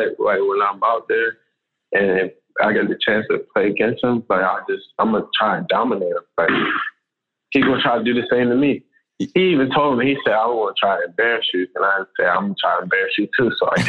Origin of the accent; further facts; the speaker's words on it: Maryland, United States; we grew up in Maryland, so in the wintertime, we got cold winters. It was snowing and stuff, but we did get some hot summers too.